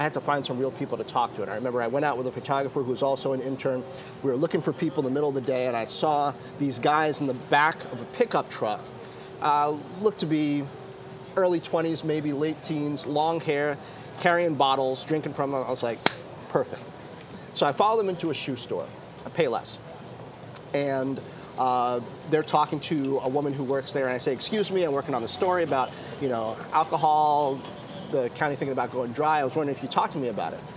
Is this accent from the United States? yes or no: yes; United States; also born or lived in Bedford-Stuyvesant, Brooklyn, New York / Washington, D.C. / Greencastle, Indiana; I grew up on the East Coast, Bed-Stuy, and then Washington, D.C.